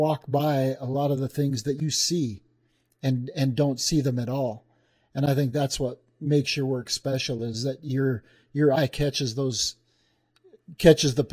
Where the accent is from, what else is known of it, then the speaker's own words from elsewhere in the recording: Thermopolis, Wyoming, United States; I grew up in Thermopolis, Wyoming